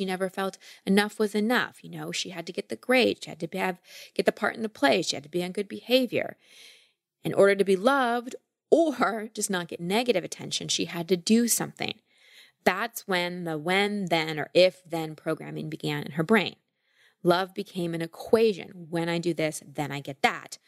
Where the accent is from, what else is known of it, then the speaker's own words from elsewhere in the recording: Texas, United States; I grew up in Texas